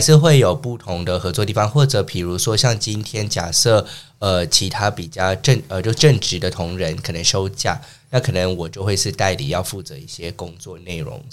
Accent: San Francisco, California, United States; moved away as an adult; now in Taiwan; 我是从小在美国出生长大的，我的家乡是美国家州，旧金山。然后大学毕业以后大概十年前就搬来台湾，然后目前是从事线上的英语教学这方面

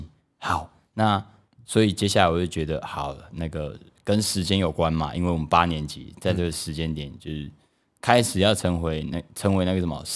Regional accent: Taipei, Taiwan; 但就必须讲一句啊，我也是台北人啊，不要这样，对不对？

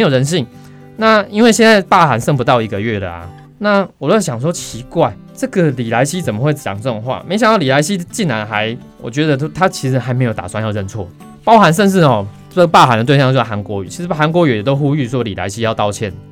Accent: Taiwan; 我们台湾人

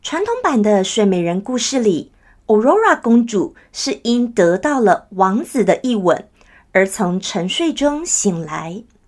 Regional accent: Taiwan; 我们台湾人哦，都太习惯，就算我们大家都会讲中文，我们从小看所有的电视、所有的节目，通通都有中文字幕

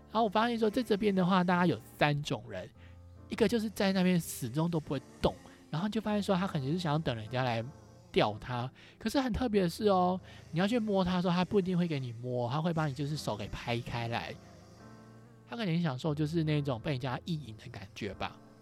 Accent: Taiwan; 我是从台湾来的

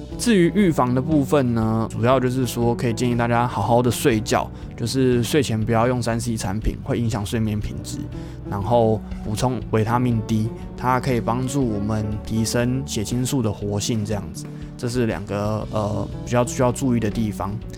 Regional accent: Kaohsiung, Taiwan; moved away as an adult; also born or lived in Linkou, New Taipei; 身为一个高雄人，只要气温低于十八度以下就受不太了了

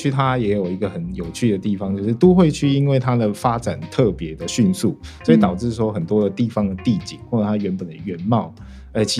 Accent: Tainan, Taiwan; moved away as an adult; now in Taipei, Taiwan; 在我的家乡台南，

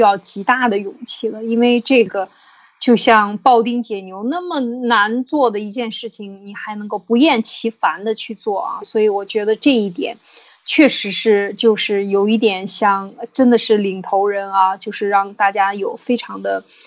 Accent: China; 我们中国人

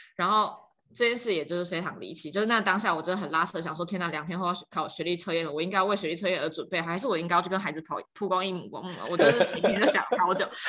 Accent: Tainan, Taiwan; 我就是在台南长大，然后我刚好也在台南任教

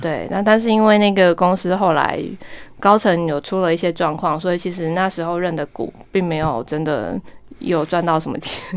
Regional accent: Kaohsiung, Taiwan; moved away; also born or lived in Taipei; 我是高雄人

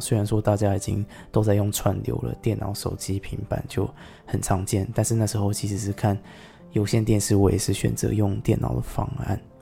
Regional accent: Taiwan; 香港人跟我们台湾人的世界

